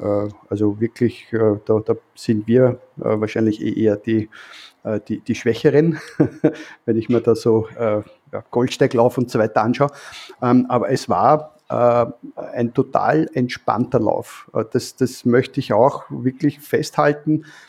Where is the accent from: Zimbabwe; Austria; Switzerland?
Austria; Vienna; als Wiener